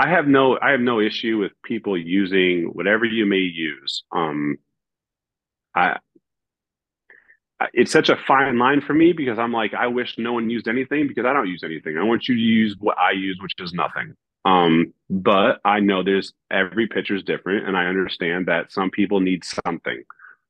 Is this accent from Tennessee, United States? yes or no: no; Northern Ohio, United States; moved away as an adult; now in Toronto, Canada; I grew up in Northern Ohio